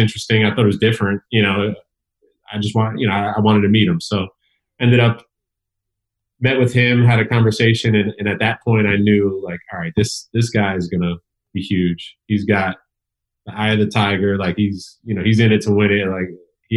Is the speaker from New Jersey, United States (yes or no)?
yes; Elizabeth, New Jersey, United States; I was surrounded by hip hop where I grew up. I come from Elizabeth, New Jersey